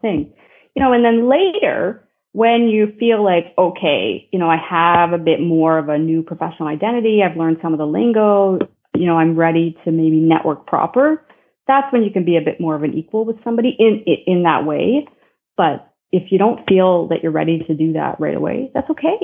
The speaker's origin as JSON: {"language": "English", "town": "Ottawa", "region": "Ontario", "country": "Canada", "tie": "born or raised there", "said": "I grew up in Ottawa, and Ottawa is right on the border of Quebec"}